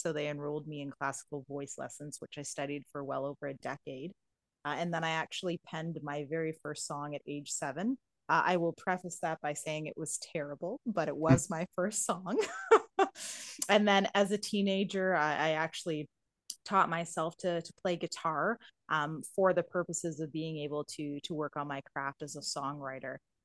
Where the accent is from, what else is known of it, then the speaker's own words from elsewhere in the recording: Canada; I am a Canadian.